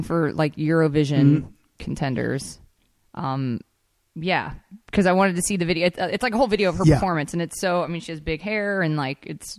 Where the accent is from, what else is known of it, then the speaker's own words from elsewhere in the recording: Atlanta, Georgia, United States; I grew up in Atlanta